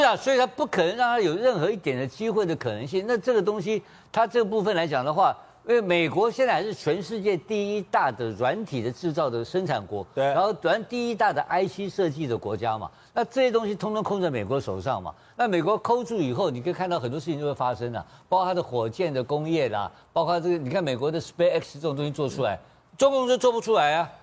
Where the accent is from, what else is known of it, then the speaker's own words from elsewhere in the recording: Taiwan; 我们台湾人